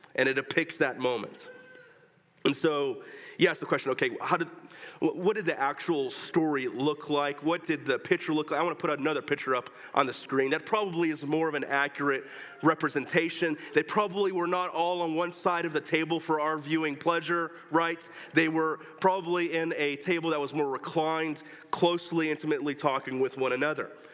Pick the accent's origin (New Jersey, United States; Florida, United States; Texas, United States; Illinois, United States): Texas, United States; moved away